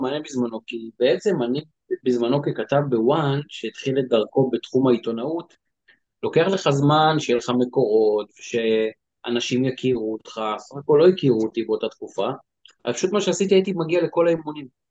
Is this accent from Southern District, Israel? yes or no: no; Givatayim, Tel Aviv District, Israel; גדלתי בגבעתיים